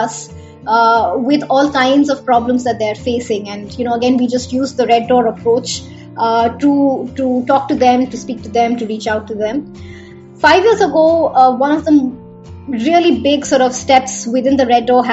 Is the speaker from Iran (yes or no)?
no; Bihar, India; I grew up in Bihar, and there they say thetar